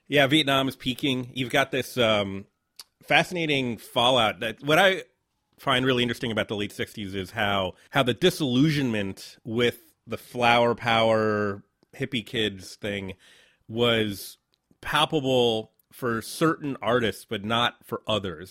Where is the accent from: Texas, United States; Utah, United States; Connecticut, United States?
Connecticut, United States; New Haven; moved away as an adult; also born or lived in Brazil / Boston / New York City; now in New Orleans, United States; I grew up in Southern Connecticut, New Haven, which is a, a city of about a hundred fifty thousand, big college town.